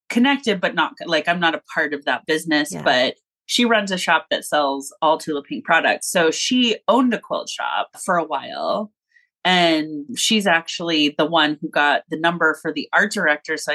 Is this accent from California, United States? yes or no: yes; Los Angeles, California, United States; moved away as an adult; now in Kansas City area, United States; I was born and raised in Southern California in Los Angeles